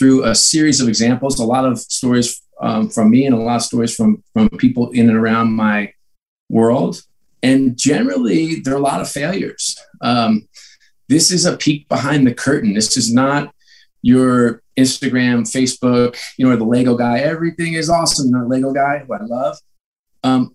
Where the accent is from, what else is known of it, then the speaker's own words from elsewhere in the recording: New York, United States; I grew up in New York